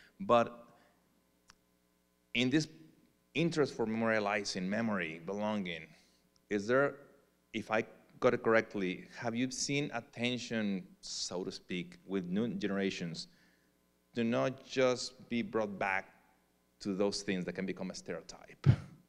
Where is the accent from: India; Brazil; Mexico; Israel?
Mexico; moved away as an adult; also born or lived in Texas; now in United States; I'm not from the US. I'm original from Mexico. I've been here for 30 years, lived in Mexico for 21.